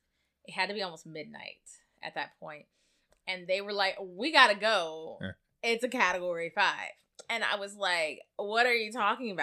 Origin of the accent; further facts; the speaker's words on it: Gulf Coast, United States; I mean, I grew up on the Gulf Coast, so it is what it is.